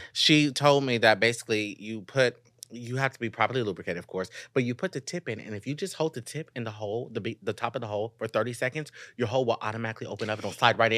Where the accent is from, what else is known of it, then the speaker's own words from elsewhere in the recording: Sacramento, California, United States; I'm from Sacramento.